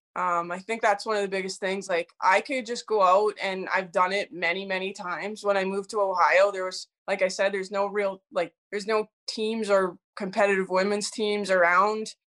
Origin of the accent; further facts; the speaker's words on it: Edmonton, Alberta, Canada; my parents' house that I lived in, um, in Edmonton, Alberta